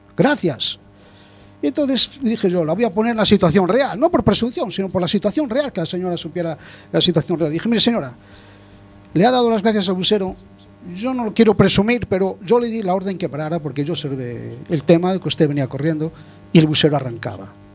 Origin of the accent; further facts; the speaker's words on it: Spain; como muchos españoles